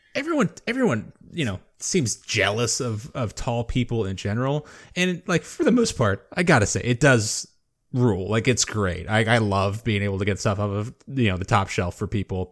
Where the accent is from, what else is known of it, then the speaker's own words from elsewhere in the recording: Florida, United States; moved away; called to return to my home state